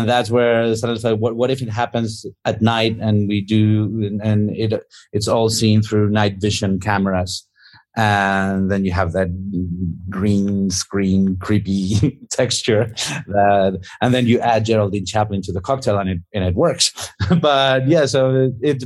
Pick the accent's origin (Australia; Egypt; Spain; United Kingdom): Spain; when we were growing up in Spain, it was like when we were kids during the late 70s and 80s